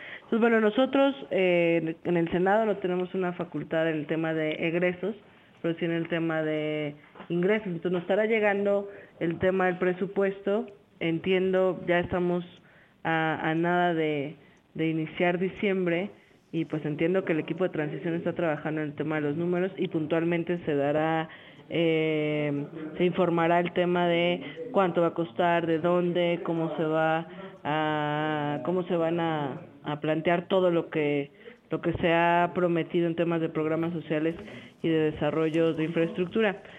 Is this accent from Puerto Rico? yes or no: no; Mexico; como mexicana